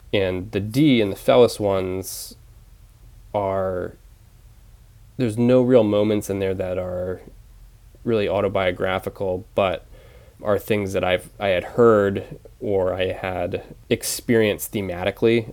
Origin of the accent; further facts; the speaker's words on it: Penobscot Nation, Maine, United States; also born or lived in Bridgeport, Connecticut; when people ask me where I grew up, I say the Penobscot Nation because that just feels like home